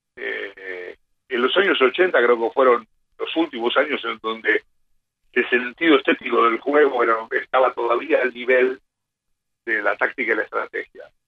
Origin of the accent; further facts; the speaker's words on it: Quilmes, Buenos Aires Province, Argentina; Yo me vivía en Don partido de Quilmes